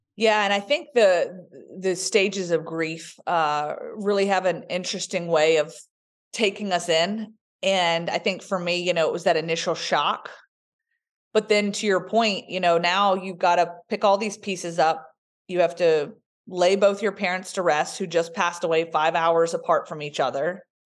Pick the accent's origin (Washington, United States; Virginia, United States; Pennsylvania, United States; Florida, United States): Virginia, United States; Roanoke; accent: Southern; moved away as an adult; also born or lived in New Jersey; now in Alabama, United States; we grew up in Roanoke, Virginia